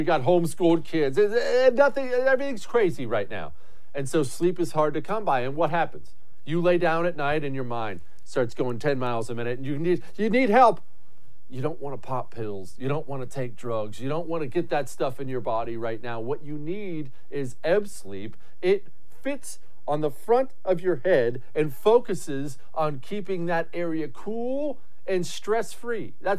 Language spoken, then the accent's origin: English; United States; I'm an American.